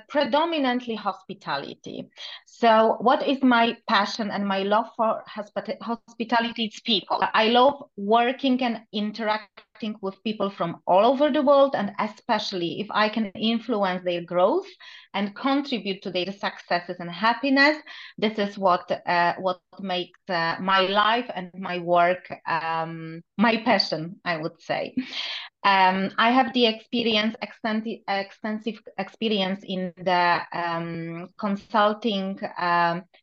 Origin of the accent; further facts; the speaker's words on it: Poland; moved away as an adult; now in Dubai, United Arab Emirates; I'm Polish